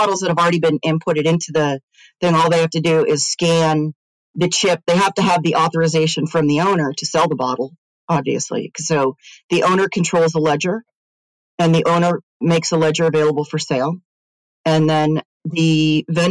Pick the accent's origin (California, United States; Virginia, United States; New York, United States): California, United States; Silicon Valley; I grew up in Silicon Valley